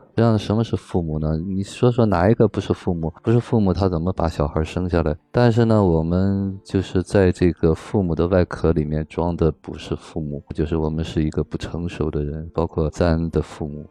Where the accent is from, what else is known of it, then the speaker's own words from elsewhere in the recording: China; 我们中国人